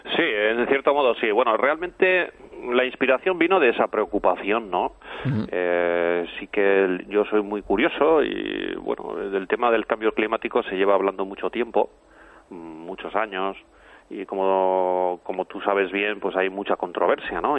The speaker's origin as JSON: {"language": "Spanish", "town": "Pamplona", "region": "Navarre", "country": "Spain", "tie": "born or raised there", "said": "yo vivo en Pamplona y yo recuerdo mi niñez, eh, bueno, en Pamplona nevaba"}